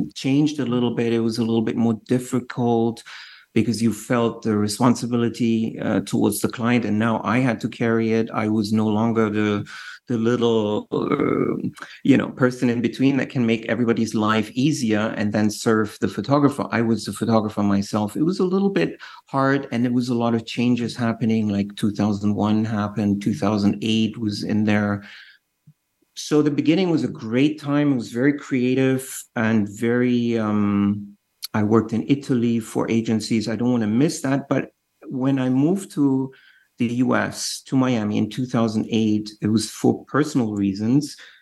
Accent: Düsseldorf, North Rhine-Westphalia, Germany; I was born in Dusseldorf uh, in Germany, West Germany

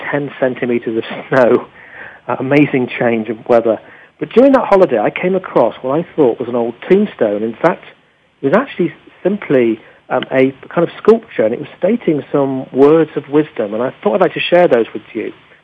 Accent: England, United Kingdom; as an Englishman

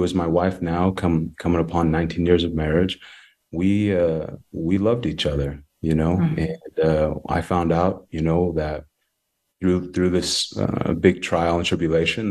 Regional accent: Lehi, Utah, United States; also born or lived in Samoa; I was born in Western Samoa, and adopted at a very young age by a beautiful Caucasian family. And I am the youngest of three other siblings. We all come from different nationalities and backgrounds. And our beautiful old family is Caucasian. And I grew up in a little small town called Lehi, Utah

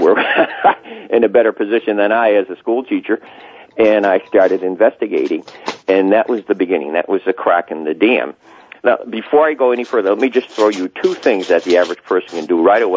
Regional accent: Connecticut, United States; also born or lived in Wilbraham, Massachusetts; came down back to Connecticut, my home state

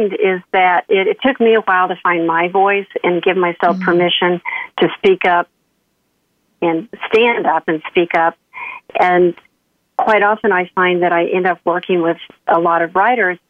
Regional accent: Oklahoma, United States; I grew up in Oklahoma, kind of the southern Midwest.

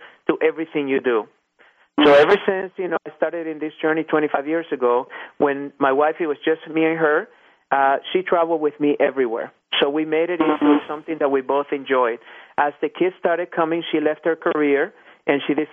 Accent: Irving, Texas, United States; I happened to find myself on one of the school boards here in my hometown, and it was called the Irving School Foundation

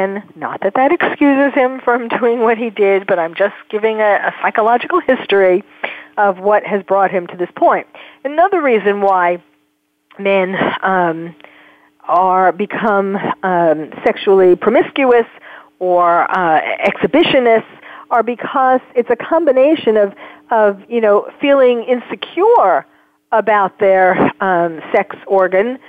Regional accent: New York, United States; I'm from New York, and I know, born and raised in New York

